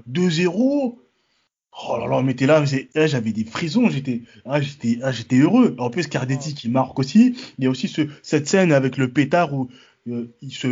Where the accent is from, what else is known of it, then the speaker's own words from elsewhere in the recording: Paris, Île-de-France, France; je suis parisien depuis mes 8 ans, depuis 98